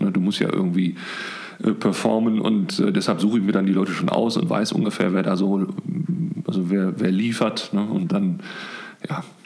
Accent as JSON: {"language": "German", "town": "Bochum", "region": "North Rhine-Westphalia", "country": "Germany", "also_born_or_lived": "Münster", "said": "ich komme eigentlich aus Bochum"}